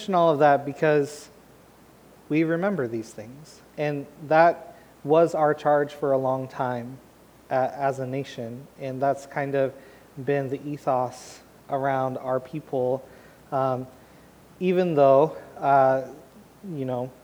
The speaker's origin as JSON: {"language": "English", "town": "Portland", "country": "United States", "moved": "yes", "said": "I'm from Portland"}